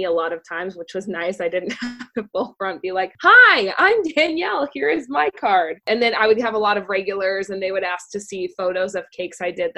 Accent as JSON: {"language": "English", "town": "Cave Creek", "region": "Arizona", "country": "United States", "tie": "born or raised there", "said": "grew up in Cave Creek my whole life"}